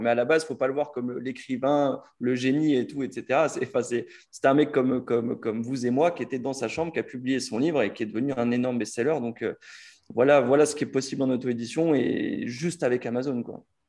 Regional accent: France; nous, en tant que Français

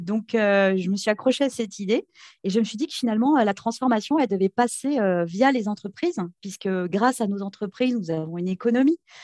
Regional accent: Béarn, Nouvelle-Aquitaine, France; je suis originaire du Béarn

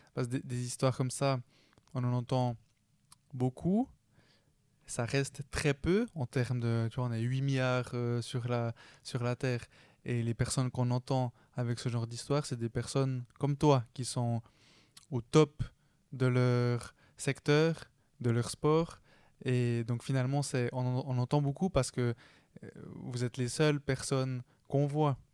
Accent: Switzerland; je suis né en Suisse

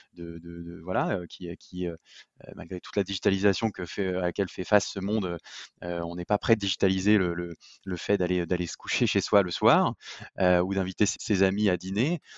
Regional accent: Lyon, Auvergne-Rhône-Alpes, France; je suis lyonnais

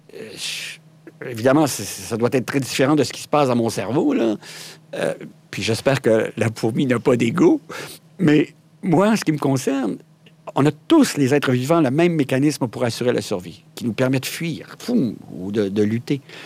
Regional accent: Quebec, Canada; chez nous, au Québec, on a une expression qui dit « Je me pète les bretelles »

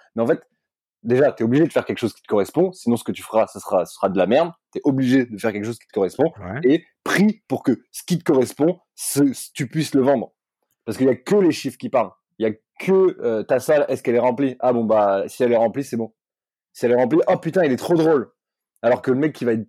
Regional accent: Corsica, France; je suis corse ma mère est corse

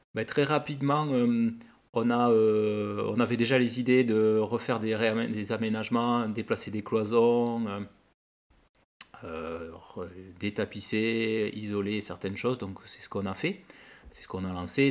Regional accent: Toulouse, Occitania, France; also born or lived in Lot / Cahors; je suis originaire de Toulouse la semaine et du Lot le week-end, puisque mes parents sont tous les deux du Lot.

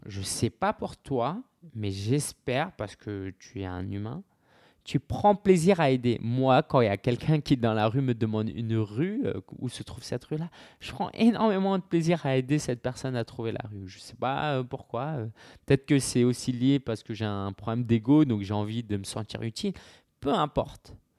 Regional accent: France; en tant que Français

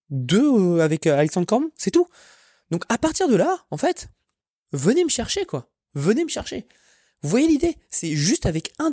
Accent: France; now in Orlando, United States; moi je suis français à Orlando, il y en a pas, ça hein. n'existe pas.

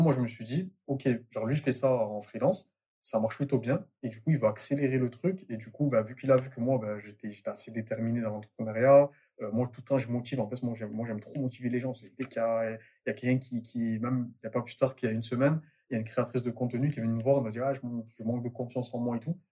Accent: Marseille, Provence-Alpes-Côte d'Azur, France; moved away; je suis de Marseille de base

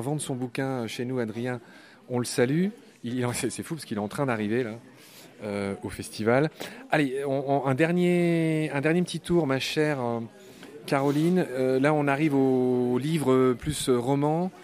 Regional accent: Nancy, Grand Est, France; Nancy est la plus belle ville du monde puisque c'est la ville où j'ai grandi

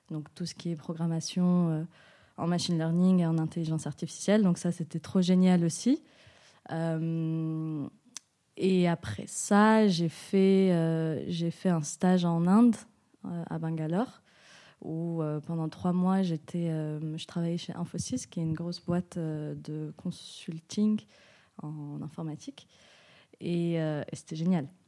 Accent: Switzerland; now in Marseille, France; je suis suisse marocaine et ça fait un an et demi que je suis à Marseille.

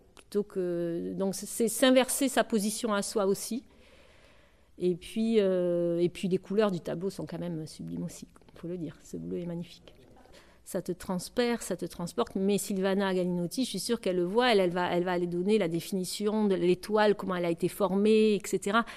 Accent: Bordeaux, Nouvelle-Aquitaine, France; moved away; also born or lived in United States; je suis bordelaise à la base

